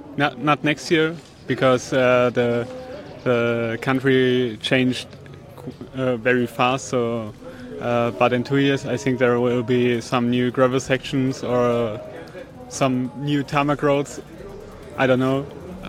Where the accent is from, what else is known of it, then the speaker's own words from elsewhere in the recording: Germany; English is a second language; from Germany.